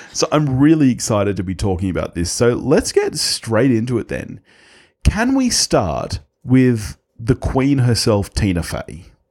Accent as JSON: {"language": "English", "country": "Australia", "said": "we're Aussie"}